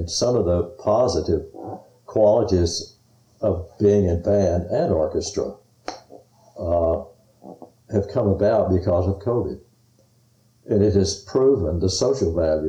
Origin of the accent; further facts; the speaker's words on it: Texas, United States; I was from Texas